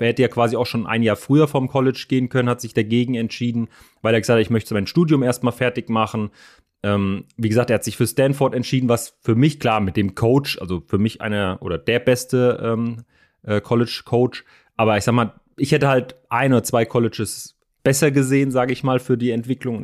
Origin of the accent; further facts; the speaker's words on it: Frankfurt, Hesse, Germany; für mich natürlich als, als Frankfurter